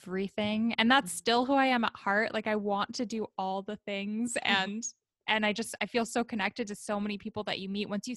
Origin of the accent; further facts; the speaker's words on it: Oakland, California, United States; moved away as an adult; now in Sacramento, United States; I'm from Oakland, California